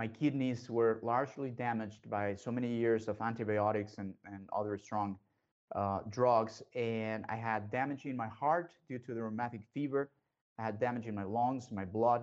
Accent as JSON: {"language": "English", "country": "Mexico", "tie": "born or raised there", "said": "I was raised and born in Mexico"}